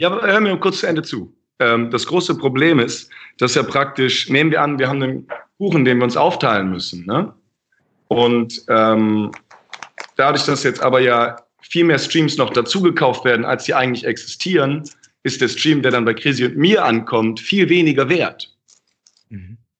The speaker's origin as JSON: {"language": "German", "country": "Germany", "said": "ich bin ja Deutscher"}